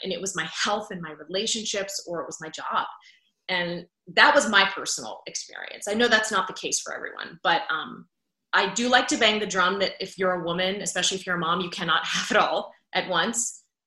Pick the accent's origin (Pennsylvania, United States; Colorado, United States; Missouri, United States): Pennsylvania, United States; Pittsburgh; moved away as an adult; now in Orlando, United States; I was at KDKA TV, the CBS affiliate in Pittsburgh, which is my hometown